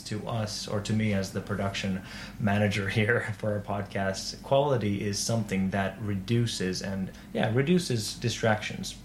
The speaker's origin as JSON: {"language": "English", "town": "Turku", "region": "Southwest Finland", "country": "Finland", "said": "I am from Turku"}